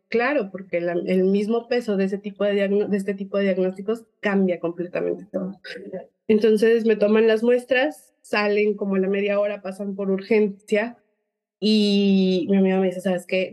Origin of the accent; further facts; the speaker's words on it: Mexico; also born or lived in Guadalajara; soy mexicana, probablemente el acento se note un poco diferente